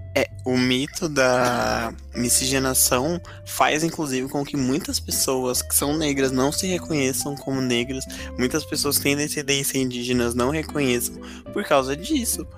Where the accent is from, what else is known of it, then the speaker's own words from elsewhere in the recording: Brazil; todos nós, né, que somos brasileiros